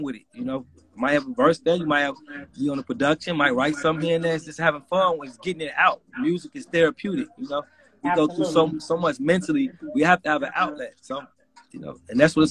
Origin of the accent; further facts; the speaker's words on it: Chicago, Illinois, United States; I'm from Chicago, in the city of Chicago